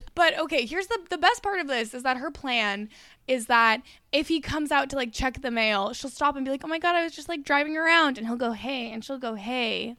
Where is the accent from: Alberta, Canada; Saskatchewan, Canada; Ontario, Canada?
Alberta, Canada; We didn't have prom in Alberta. We had um grad